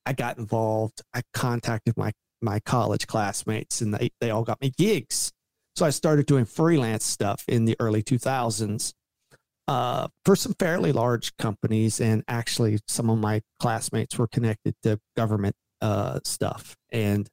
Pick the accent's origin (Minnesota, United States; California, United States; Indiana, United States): Indiana, United States; southern; moved away as an adult; also born or lived in Louisville, Kentucky; I was born in Kentucky. Louisville, Kentucky, and I was raised most of my childhood in southern Indiana